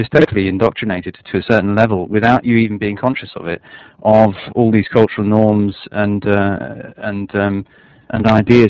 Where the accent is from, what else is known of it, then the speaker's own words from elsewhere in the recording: London, United Kingdom; moved away as an adult; I grew up partly living in a kind of, basically a squat in South London, which is a rough area of town, and going to a pretty rough school, and partly living in a very wealthy part of North London because my parents were divorced.